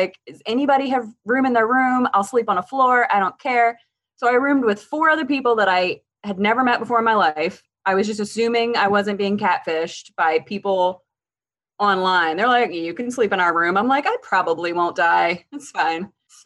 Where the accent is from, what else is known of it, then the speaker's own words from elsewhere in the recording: Eastern Shore of Maryland, United States; Eastern Shore of Maryland, just very, very, very small towns